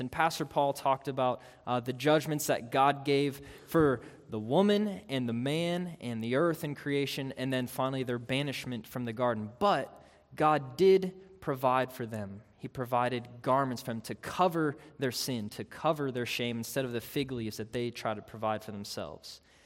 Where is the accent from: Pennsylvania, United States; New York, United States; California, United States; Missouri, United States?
Pennsylvania, United States; Pittsburgh; I grew up in Pittsburgh.